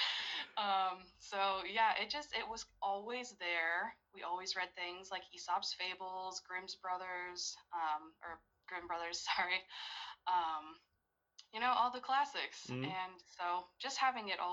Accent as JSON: {"language": "English", "region": "American Midwest", "country": "United States", "tie": "born or raised there", "said": "I was raised in the Midwest, in, the American Midwest, on a small farm"}